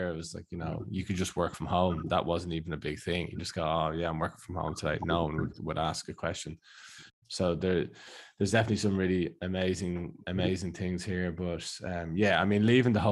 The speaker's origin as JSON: {"language": "English", "country": "Ireland", "moved": "as an adult", "lives_now": "Australia", "said": "it's great being Irish"}